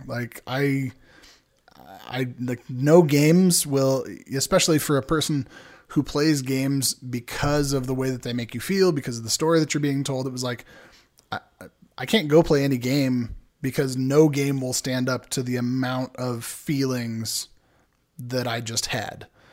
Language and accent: English; San Diego, California, United States; born and raised in San Diego in Southern California